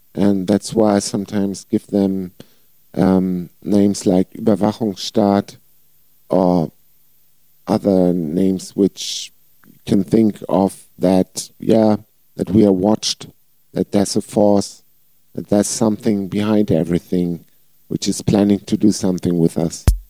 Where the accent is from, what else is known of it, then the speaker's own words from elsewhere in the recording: Flensburg, Schleswig-Holstein, Germany; I was singing two bands here in my hometown, Flensburg